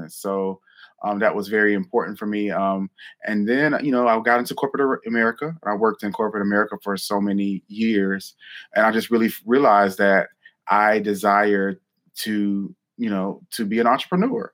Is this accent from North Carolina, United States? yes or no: yes; Newton, North Carolina, United States; I was born and raised in North Carolina. And I grew up in a small town called Newton, North Carolina